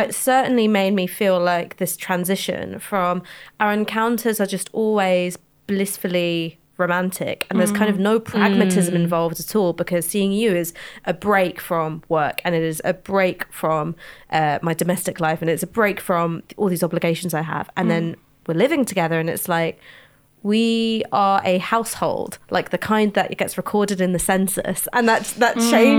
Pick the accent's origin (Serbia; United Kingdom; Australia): United Kingdom; London; And I grew up in London, so I have no idea what it's like to be like you little country mice.